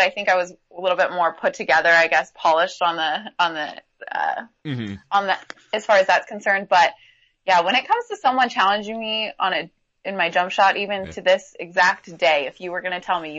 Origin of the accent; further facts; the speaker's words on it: Pacific Northwest, United States; I am from the Pacific Northwest, grew up to going to West Coast Conference games.